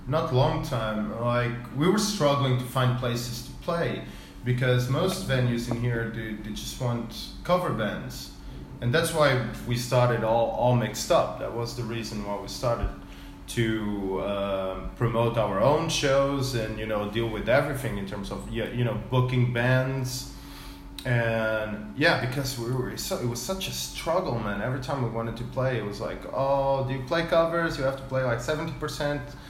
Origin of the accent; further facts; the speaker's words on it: Portugal; moved away as an adult; also born or lived in England; now in Vietnam; I lived in Portugal until I was 20, then I lived 10 years in England